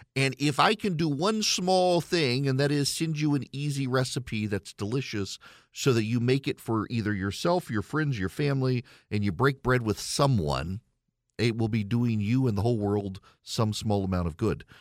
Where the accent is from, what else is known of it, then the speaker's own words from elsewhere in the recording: Louisiana, United States; moved away as an adult; now in Georgia, United States; I am from Louisiana. Grew up an L S U fan. I've lived in Georgia for twenty years.